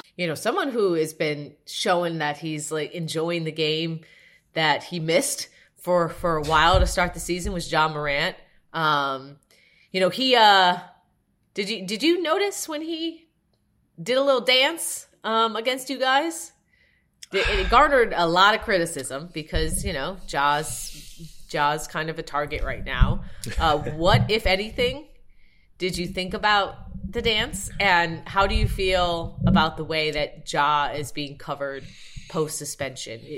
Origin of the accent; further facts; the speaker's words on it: Evanston, Illinois, United States; I went to Northwestern, and I grew up in Evanston, where Northwestern is